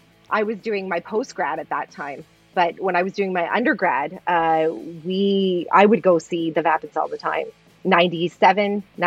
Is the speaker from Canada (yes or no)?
yes; Oshawa, Ontario, Canada; also born or lived in Hamilton; Yeah, I grew up in Oshawa, where we live now. We live just outside of Toronto, about 45 minutes outside of Toronto, east. We used to live in Hamilton.